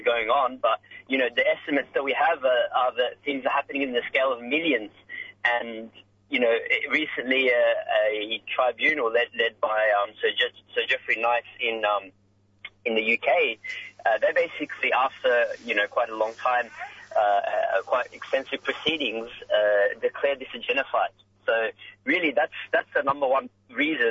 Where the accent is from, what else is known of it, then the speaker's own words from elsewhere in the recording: Sydney, New South Wales, Australia; So I'm actually from Sydney